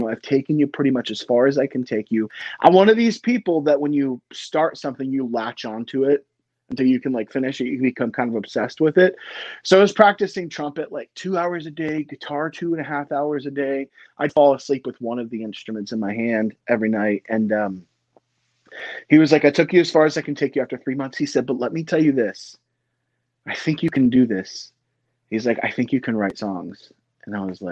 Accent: Lynchburg, Virginia, United States; also born or lived in Philadelphia, Pennsylvania / Florida; I grew up, I was born in Philadelphia, Pennsylvania, moved to Florida, spent about 5 years there. And then we kind of planted our seeds in Lynchburg, Virginia.

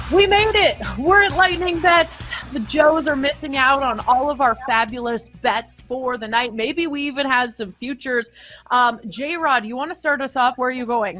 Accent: Canada; I'm Canadian

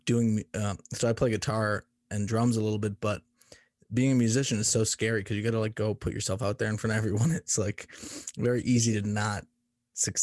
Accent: Boston, Massachusetts, United States; moved away as an adult; now in Colorado, United States; I'm from Boston, Massachusetts originally

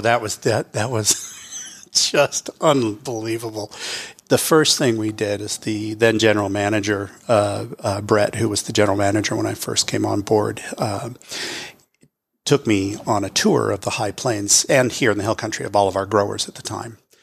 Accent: California, United States; moved away as an adult; now in Texas, United States; being from California. You know, it's where I was born

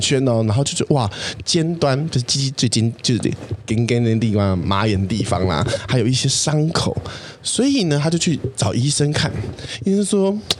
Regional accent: Taiwan; 我以前小时候在台湾生，那个当国小生的时候

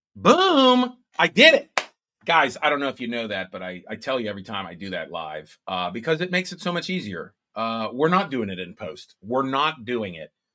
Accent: Pittsburgh, Pennsylvania, United States; in my hometown

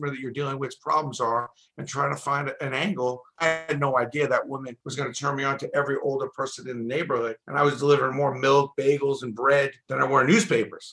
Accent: New York City, New York, United States; I'm from Brooklyn, a pretty busy borough

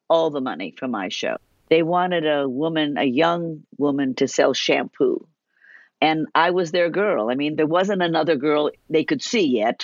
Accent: Beverly Hills, California, United States; also born or lived in Detroit, Michigan / Chicago, Illinois; I'm from Beverly Hills

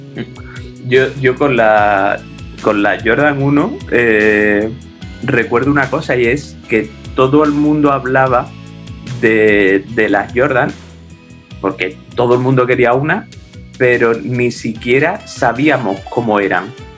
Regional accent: San Fernando, Andalusia, Spain; yo soy de San Fernando, de Cádiz, y en 1987 tenía 11, 12 años.

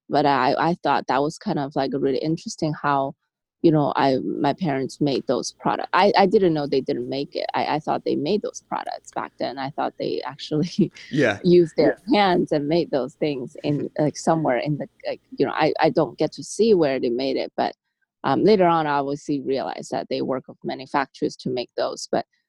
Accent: Guangzhou, Guangdong, China; moved away as an adult; now in United States; So I grew up actually overseas. So I grew up in this town called Guangzhou in southern China. And I grew up in an entrepreneurship family

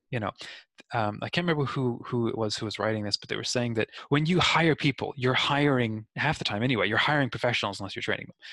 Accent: New Zealand; also born or lived in Australia; I am 31, but in growing up in New Zealand and Australia

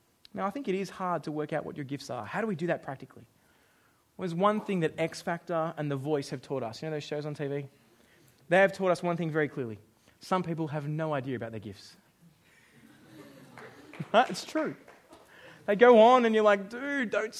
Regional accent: Australia; now in New Zealand; I'm Australian

